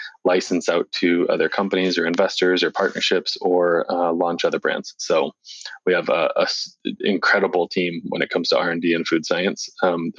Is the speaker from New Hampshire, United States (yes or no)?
yes; Portsmouth, New Hampshire, United States; we're both from New Hampshire. So we grew up in Portsmouth, New Hampshire, outside of Portsmouth, Hampton, Portsmouth, New Hampshire